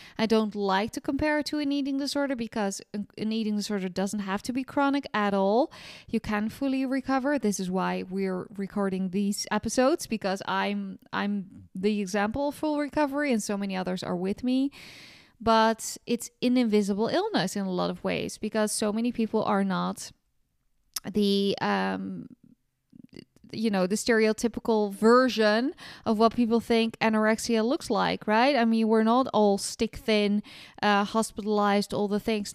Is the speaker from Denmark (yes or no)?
no; Amsterdam, North Holland, Netherlands; now in south of France; in Holland, my hometown in Amsterdam